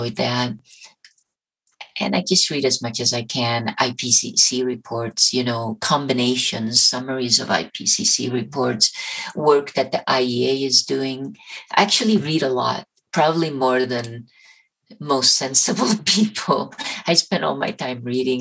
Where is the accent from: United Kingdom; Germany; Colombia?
Colombia; moved away; Colombia, my home country